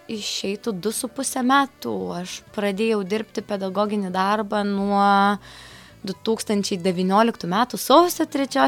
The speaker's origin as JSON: {"language": "Lithuanian", "town": "Jurbarkas", "region": "Tauragė County", "country": "Lithuania", "tie": "born or raised there", "also_born_or_lived": "Kaunas", "said": "dvasiškai esu iš Jurbarko, fiziškai esu iš Kauna"}